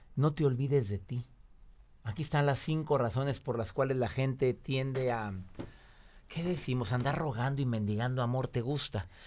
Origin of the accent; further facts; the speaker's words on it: Monterrey, Nuevo León, Mexico; Monterrey, Nuevo León, mi tierra.